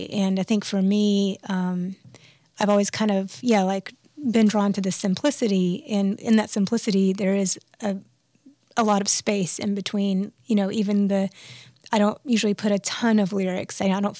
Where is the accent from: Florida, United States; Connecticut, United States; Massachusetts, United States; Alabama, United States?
Alabama, United States; Birmingham; born there; I was born in Birmingham, Alabama, and my parents moved around quite a bit